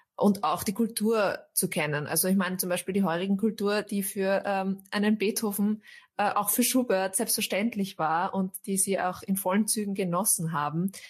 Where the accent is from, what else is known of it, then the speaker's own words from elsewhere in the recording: Austria; ich bin Österreicherin, ich bin hier geboren, meine Großeltern waren schon hier